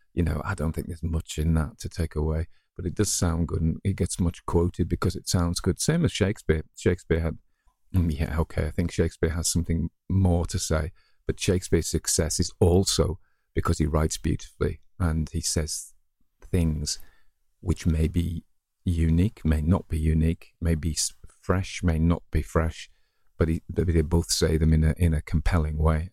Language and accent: English; the north of England, United Kingdom; accent: northern; some kind of ignorant northern type